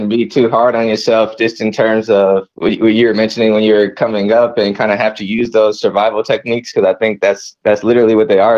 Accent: Lee's Summit, Missouri, United States; I'm also from Lee Summit originally. I went to Lee Summit North.

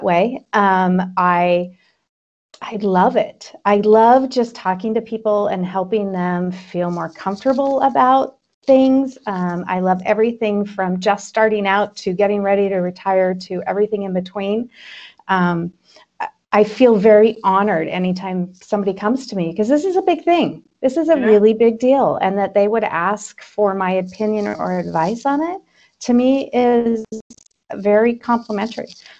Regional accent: Twin Falls, Idaho, United States; also born or lived in Boise, Idaho; I am an Idaho native. I grew up in Twin Falls.

